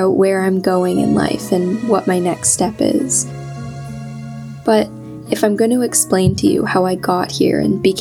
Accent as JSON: {"language": "English", "town": "Georgetown", "region": "Ontario", "country": "Canada", "tie": "born or raised there", "lives_now": "Ottawa, Canada", "said": "I grew up in Georgetown, a small city just west of the GTA"}